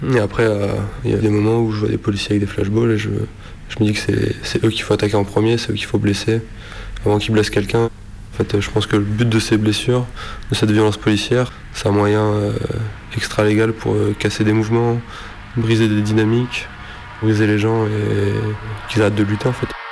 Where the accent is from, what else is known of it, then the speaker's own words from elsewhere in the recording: Lille, Hauts-de-France, France; Je viens de Lille